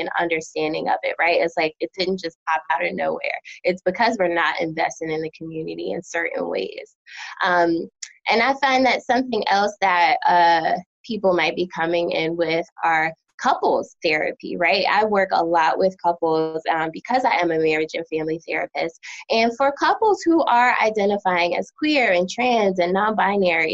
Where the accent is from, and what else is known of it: United States; also born or lived in New Jersey / Philadelphia, Pennsylvania; now in North Carolina, United States